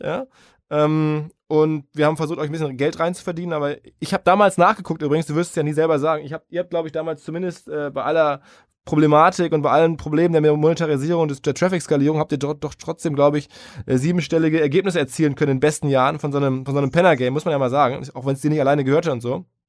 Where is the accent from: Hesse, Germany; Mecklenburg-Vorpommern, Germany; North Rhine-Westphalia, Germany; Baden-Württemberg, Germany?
North Rhine-Westphalia, Germany; Essen; now in Hamburg, Germany; ich bin da stolz auf meine Heimatstadt